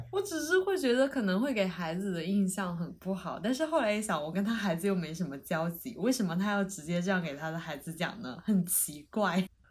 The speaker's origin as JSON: {"language": "Chinese", "region": "Sichuan", "country": "China", "moved": "yes", "lives_now": "Beijing, China", "said": "我是四川人嘛，所以我以前小时候老听我妈讲"}